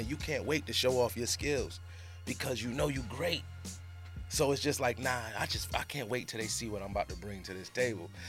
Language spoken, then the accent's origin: English; Rochester, New York, United States; I'm from Rochester, which is 45 minutes.